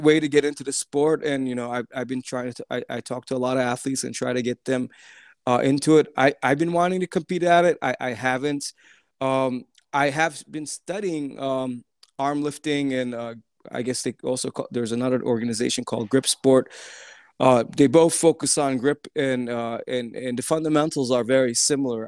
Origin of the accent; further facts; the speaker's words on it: Turkey; moved away; my parents are Turkish. Uh, um, uh, I grew up in Turkey ten years